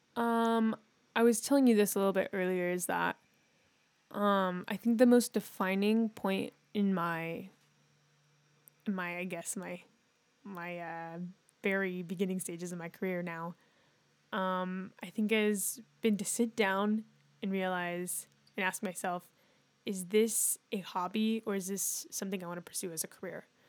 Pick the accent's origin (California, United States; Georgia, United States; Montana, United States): California, United States; Northern; we're from Northern California